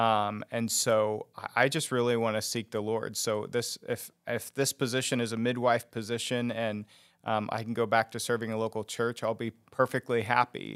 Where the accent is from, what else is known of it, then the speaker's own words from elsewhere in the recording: Rose Hill, Kansas, United States; I grew up in, uh, actually Rose Hill, um, is the town I grew up